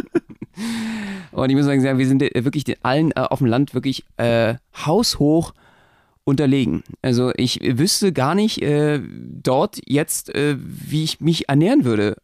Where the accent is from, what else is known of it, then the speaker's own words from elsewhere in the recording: Berlin, Germany; für mich als Berliner